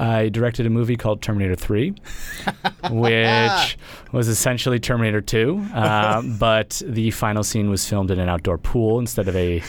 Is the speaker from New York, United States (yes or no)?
no; Sudbury, Massachusetts, United States; A little town called Sudbury, Massachusetts.